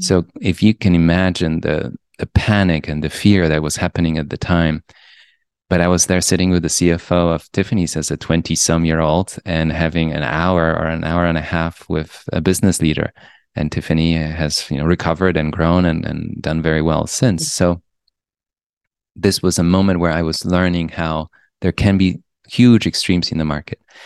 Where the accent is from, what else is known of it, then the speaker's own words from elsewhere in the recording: Poland; also born or lived in Europe; now in New York, United States; I grew up in Poland. And then I went to schools around Europe, and then I came to New York, and I spent most